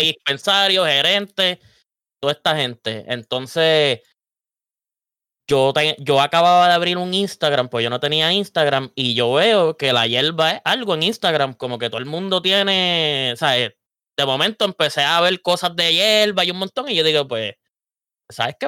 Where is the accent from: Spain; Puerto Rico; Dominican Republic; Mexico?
Puerto Rico; Vega Alta; Yo soy de Vega Alta